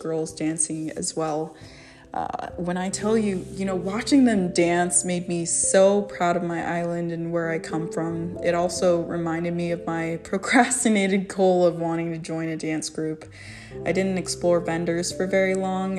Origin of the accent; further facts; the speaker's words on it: Anchorage, Alaska, United States; also born or lived in American Samoa; now in Salt Lake City, United States; I grew up in Anchorage, Alaska, but now reside in Salt Lake City, Utah